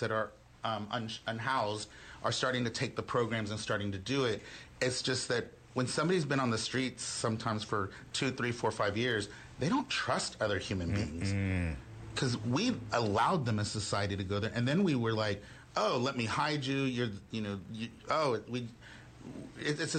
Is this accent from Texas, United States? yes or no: yes; Houston, Texas, United States; also born or lived in Austin; now in Dallas, United States; I was born and raised in Houston.